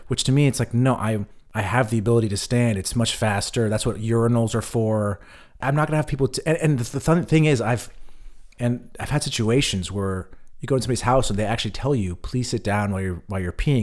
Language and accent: English; California, United States; now in Berlin, Germany; where I grew up in California